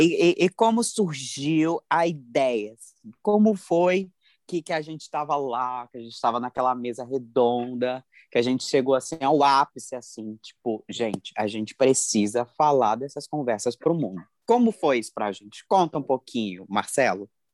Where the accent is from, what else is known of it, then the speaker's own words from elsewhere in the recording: Cuiabá, Mato Grosso, Brazil; sou de Cuiabá pro mundo